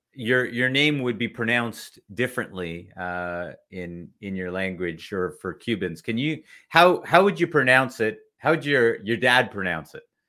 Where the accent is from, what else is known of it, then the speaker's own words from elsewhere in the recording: Toronto, Ontario, Canada; moved away as an adult; also born or lived in Kuwait; I was born in Kuwait in the Middle East, and uh, same thing. My dad came in shorts and a t-shirt, and we arrived in February in Canada